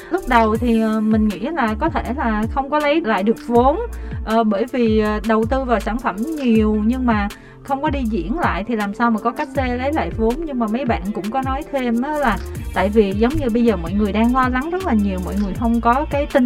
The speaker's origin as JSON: {"language": "Vietnamese", "region": "Vinh Long", "country": "Vietnam", "tie": "born or raised there", "moved": "yes", "lives_now": "Ho Chi Minh City, Vietnam", "said": "dạ nhà em ở vĩnh long ạ à ở thành phố Vĩnh Long"}